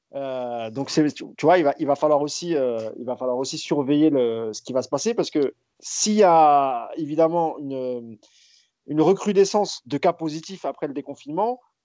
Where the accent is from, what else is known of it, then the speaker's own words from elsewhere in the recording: France; on est français